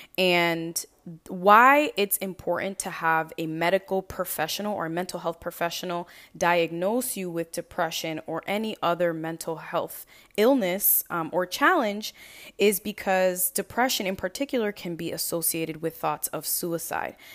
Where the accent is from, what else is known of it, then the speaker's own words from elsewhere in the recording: Lynn, Massachusetts, United States; moved away as an adult; now in New York, United States; I am originally from Lynn, Massachusetts, and actually moved to New York